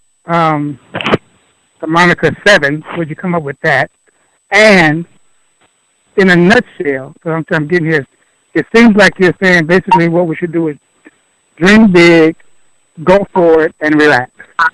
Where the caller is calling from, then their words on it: Milwaukee, Wisconsin, United States; This is …, and I'm from Milwaukee, Wisconsin.